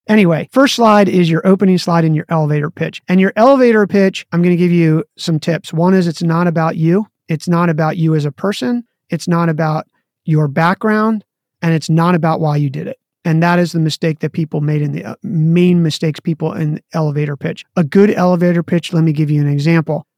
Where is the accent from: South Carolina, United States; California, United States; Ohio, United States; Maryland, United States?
Maryland, United States; I grew up in Maryland and played lacrosse